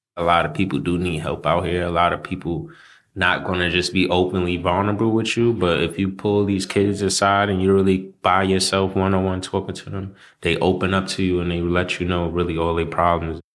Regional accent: Montreal, Quebec, Canada; also born or lived in Haiti; now in Brooklyn, United States; I was born in Canada, in Montreal more precisely, and both of my parents are from Haiti

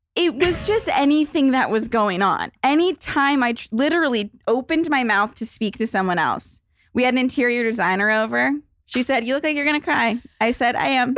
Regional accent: Los Angeles, California, United States; I was in, like, the suburbs of L

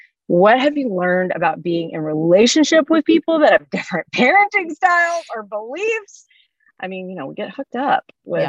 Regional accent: Louisiana, United States; I'm from Louisiana.

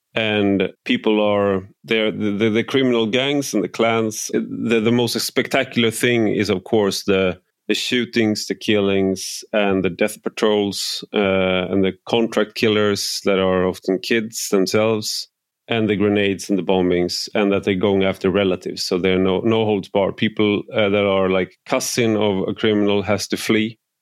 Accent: Sweden

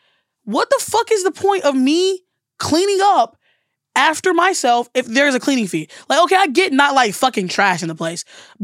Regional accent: Alabama, United States; because I'm from the South and from Alabama.

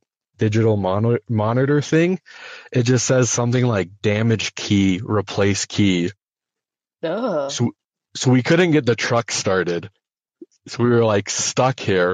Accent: North Dakota, United States; I'm from North Dakota. So there's not a whole lot out there besides like farm fields and like nothingness.

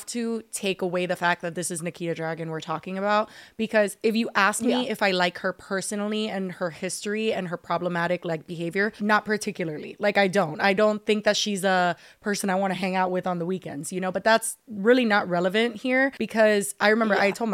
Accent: Miami, Florida, United States; born and raised in Miami-Dade County

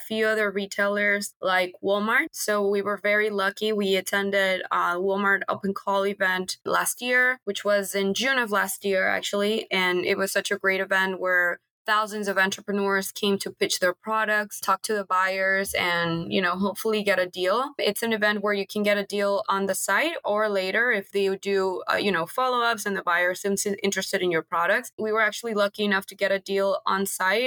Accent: Venezuela; moved away as an adult; now in United States; we're Venezuelan sisters. We moved to the States about 8 years ago

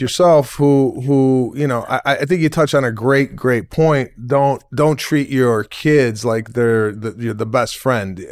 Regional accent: Memphis, Tennessee, United States; born and raised in Memphis, a Spanish Jew from Memphis, Tennessee

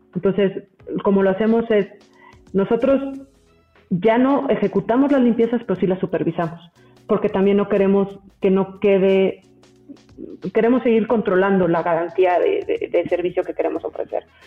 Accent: Mexico City, Mexico; yo, yo soy mexicana, toda la vida he vivido en la Ciudad de México

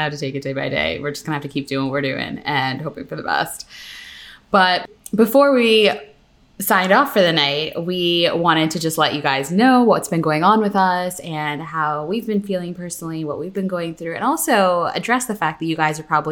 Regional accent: Pennsylvania, United States; I'm from Pennsylvania

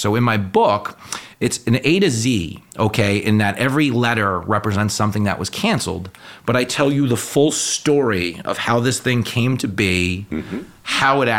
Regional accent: Levittown, New York, United States; born there; When I was a little kid, I was born in 1976 in Levittown.

